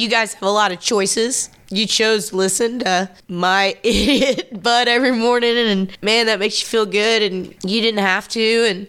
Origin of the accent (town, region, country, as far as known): Tulsa, Oklahoma, United States; born or raised there